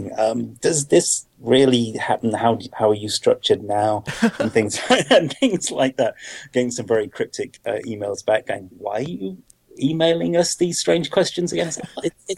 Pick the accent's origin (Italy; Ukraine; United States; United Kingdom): United Kingdom; Being a Brit